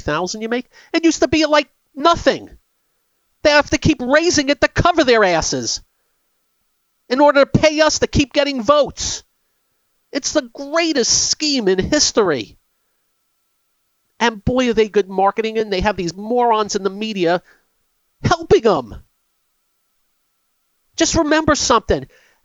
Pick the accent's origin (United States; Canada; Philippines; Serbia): United States; As an American